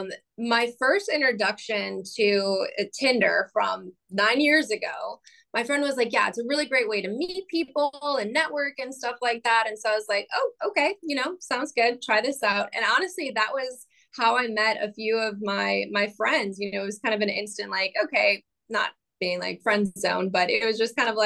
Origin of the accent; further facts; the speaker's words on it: Dearborn, Michigan, United States; moved away as an adult; also born or lived in California; now in Raleigh, United States; I was born and raised right outside of Detroit, Michigan, in Dearborn, and spent the first 24 years of my life in the area